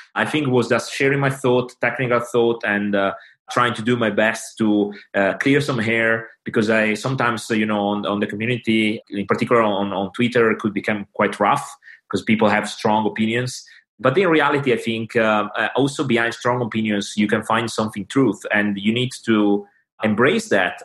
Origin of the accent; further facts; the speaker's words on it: Italy; English is a second language; now in London, United Kingdom; English is not my native language